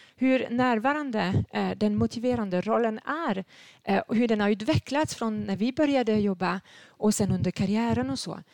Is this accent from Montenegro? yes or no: no; France; Swedish is a second language; moved away as an adult; now in Sweden; Jag är född i Frankrike